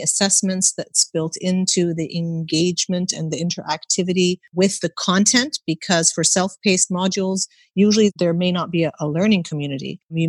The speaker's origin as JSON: {"language": "English", "country": "Canada", "tie": "born or raised there", "said": "I was born and raised in Canada, and I never took an exam in primary school."}